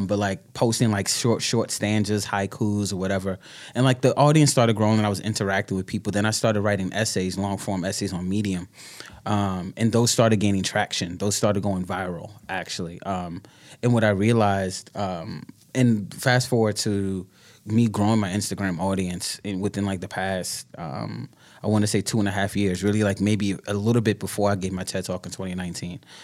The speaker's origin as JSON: {"language": "English", "town": "New York City", "region": "New York", "country": "United States", "tie": "born or raised there", "also_born_or_lived": "Brooklyn", "said": "born and bred in New Yorker, Bronx, Bronxite to, to, to the death"}